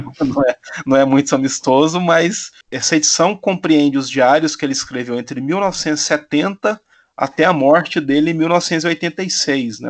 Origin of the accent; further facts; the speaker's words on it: Silvânia, Goiás, Brazil; na cidade onde eu fui criado, aí no interior de Goiás, Silvânia